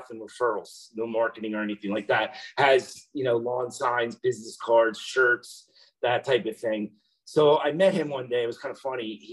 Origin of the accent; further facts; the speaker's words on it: near Camden County, New Jersey, United States; I moved to Florida recently, um, wasn't happy with what I was doing. I'm from New Jersey.